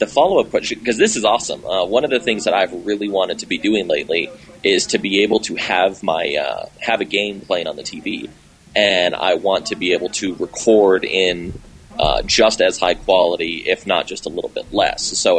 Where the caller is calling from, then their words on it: Colorado, United States; calling from Glenn gave me an excuse to call in Colorado.